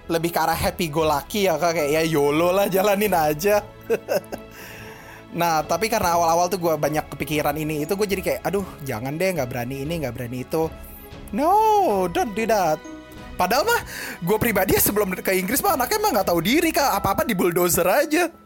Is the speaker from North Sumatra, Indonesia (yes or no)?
no; Bekasi, West Java, Indonesia; bilang Jakarta padahal orang Bekasi